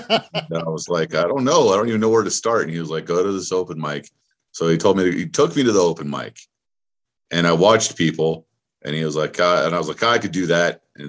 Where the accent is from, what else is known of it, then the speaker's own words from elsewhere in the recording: California, United States; also born or lived in Reno; Well, I grew up all over California, but I lived in Reno for about 10 years.